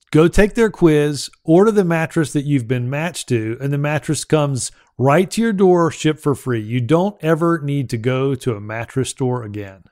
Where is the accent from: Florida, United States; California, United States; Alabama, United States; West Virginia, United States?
Alabama, United States; Alabama, uh, my home state